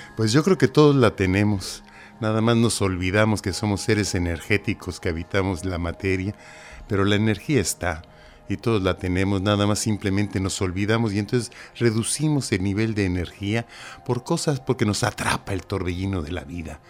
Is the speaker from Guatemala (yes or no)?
no; Mexico; moved away as an adult; now in Cantabria, Spain; Soy mexicano y ahora tengo el honor de estar aquí en la madre patria.